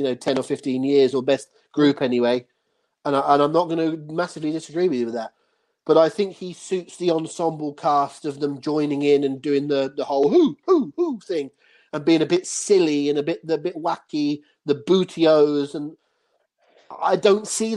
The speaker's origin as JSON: {"language": "English", "area": "Devon", "region": "South West England", "country": "United Kingdom", "said": "36-year-old Englishman from Devon"}